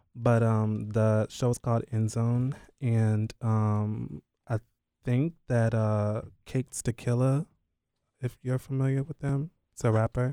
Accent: Durham, North Carolina, United States; I am based in North Carolina. I was born in Durham, North Carolina

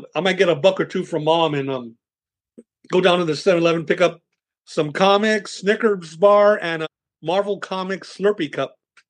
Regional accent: Whittier, California, United States; also born or lived in East Los Angeles, California; I was born here in East L.A., and early on, my parents moved to a neighboring town here, Whittier.

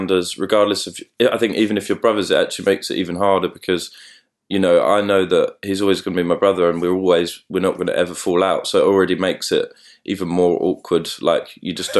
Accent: London, United Kingdom; we're both from London as well

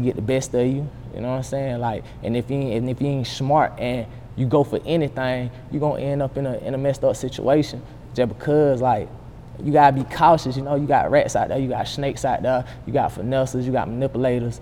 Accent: Columbus, Georgia, United States; moved away as an adult; also born or lived in Stewart, Georgia; now in Atlanta, United States; I'm from Columbia, Georgia.

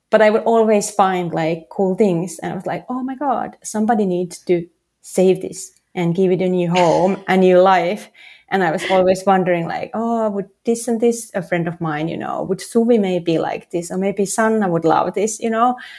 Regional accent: Helsinki, Uusimaa, Finland; English is a second language; moved away as an adult; also born or lived in San Francisco; now in New York City, United States; originally I'm from Helsinki

